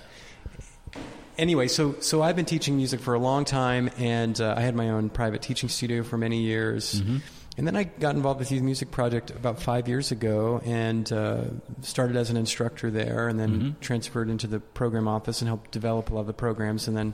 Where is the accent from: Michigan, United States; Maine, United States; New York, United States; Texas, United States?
Maine, United States; moved away as an adult; also born or lived in Vermont; I grew up in Maine